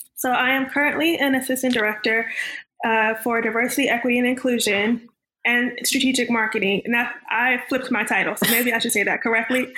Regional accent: Orange, New Jersey, United States; now in North Carolina, United States; I grew up in Orange, New Jersey, which is 20 to 30 minutes outside of New York City

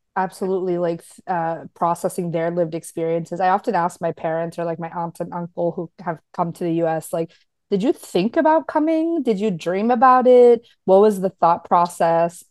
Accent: United States; I am Paraguayan American, first gen

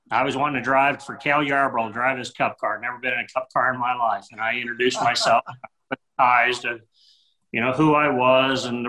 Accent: St. Louis, Missouri, United States; born and raised in the St. Louis, Missouri area, metro area of St. Louis

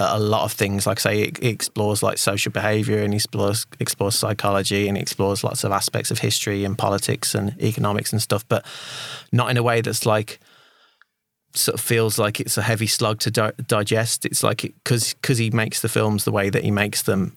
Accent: United Kingdom; as a Brit

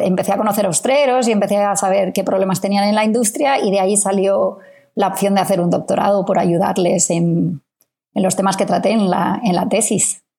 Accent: Spain; now in Australia; investigadores españoles en Australia

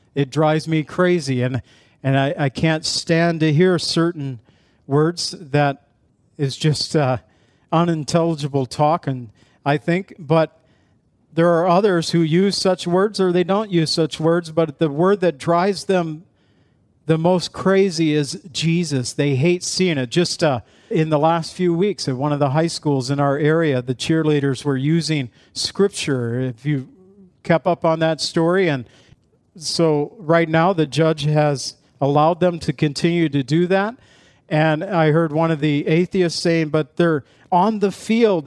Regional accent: Zion, Illinois, United States; I was from Zion where we used to have a seal over our city crest that the town that was in Illinois

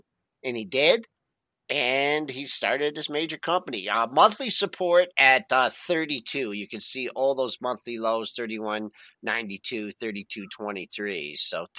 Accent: Monroe, Michigan, United States; Lazy Boy was founded in my hometown of Monroe, Michigan, a couple hundred years ago.

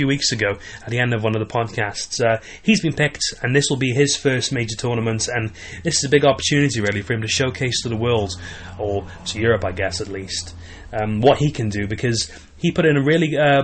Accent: Wales, United Kingdom; I was born in Wales

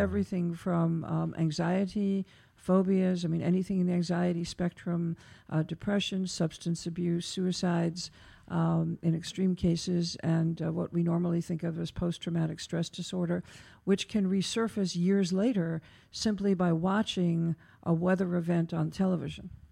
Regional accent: New York, United States; as a New Yorker

